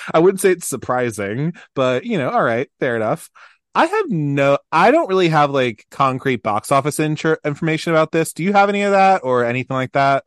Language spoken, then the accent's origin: English; Baltimore, Maryland, United States; I'm from Baltimore, Maryland